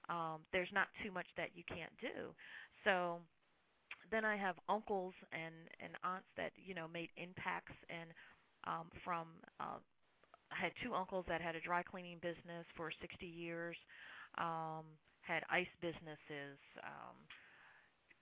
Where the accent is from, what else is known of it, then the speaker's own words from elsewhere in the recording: Burlington, New Jersey, United States; I grew up in New Jersey, in Burlington, New Jersey, where the original Burlington Coat Factory is.